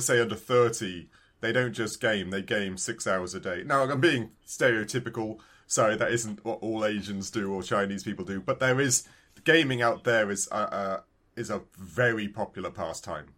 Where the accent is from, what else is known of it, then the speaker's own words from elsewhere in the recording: United Kingdom; I'm that British